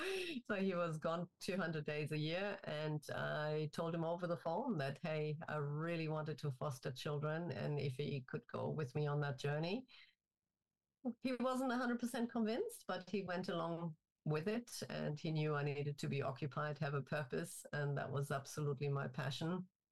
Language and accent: English; Germany; English is a second language; also born or lived in Turkey / North Carolina, United States; I'm originally from Germany, and I did my schooling in Germany, in Turkey, and I finished it off in the U.S. in North Carolina.